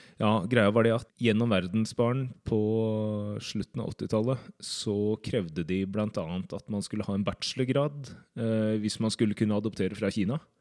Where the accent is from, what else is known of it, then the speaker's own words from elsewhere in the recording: Drammen, Buskerud, Norway; also born or lived in Seoul, South Korea; så er jeg fra Drammen.